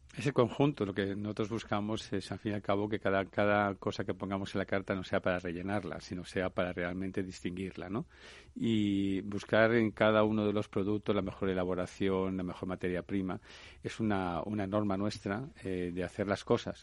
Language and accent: Spanish; Levante, Spain; moved away; nosotros venimos del Levante, del Mediterráneo